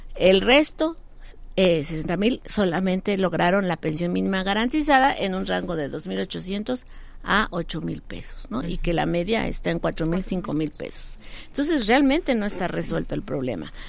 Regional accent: Mexico; como mexicanos

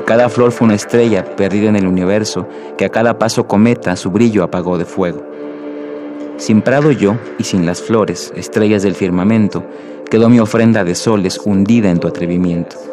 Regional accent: Mexico City, Mexico; born there; nací en la Ciudad de México en el año de 1989.

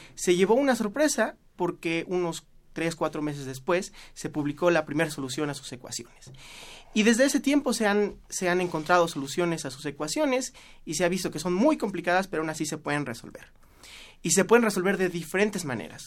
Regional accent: Orizaba, Veracruz, Mexico; moved away as an adult; also born or lived in Mexico City; now in Lisbon, Portugal; yo soy de Orizaba, Veracruz, y la hice en eh, un colegio marista

